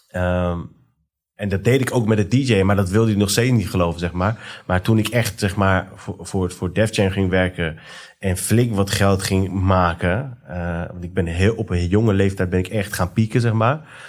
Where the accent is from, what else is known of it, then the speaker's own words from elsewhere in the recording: Iran; om de richting waar wij als Iraniërs zeg maar, in zitten.